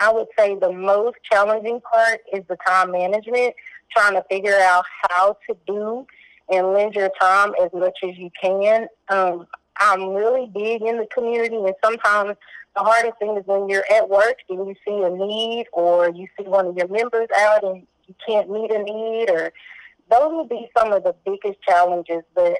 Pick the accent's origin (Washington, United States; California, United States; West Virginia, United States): California, United States; also born or lived in Waco, Texas; I was born in Waco, Texas, but I grew up in the California area.